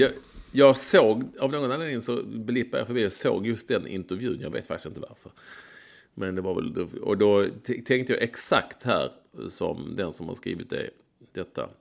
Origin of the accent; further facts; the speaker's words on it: Malmö, Skåne, Sweden; när jag var liten på Lindängen.